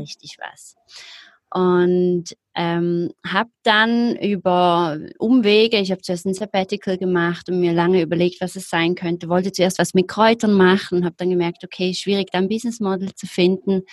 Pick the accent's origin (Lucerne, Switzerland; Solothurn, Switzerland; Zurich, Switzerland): Zurich, Switzerland; ich komme aus Zürich, aus der Schweiz, wie man wahrscheinlich hört, ähm, lebe auch immer noch